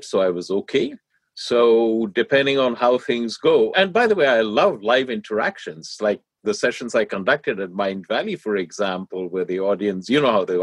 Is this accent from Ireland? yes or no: no; India; now in United States; I grew up in India